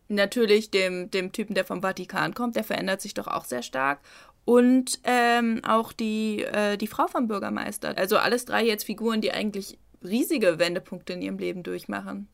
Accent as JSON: {"language": "German", "country": "Germany", "said": "als Deutsche"}